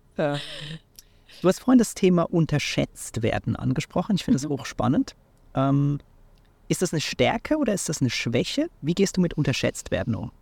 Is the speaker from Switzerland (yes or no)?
yes; Switzerland; in meiner Heimat in der Schweiz